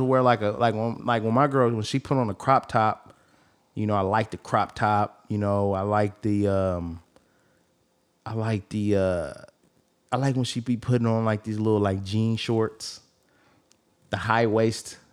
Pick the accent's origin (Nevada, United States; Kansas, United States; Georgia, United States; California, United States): California, United States; the Bay Area; I come from the Bay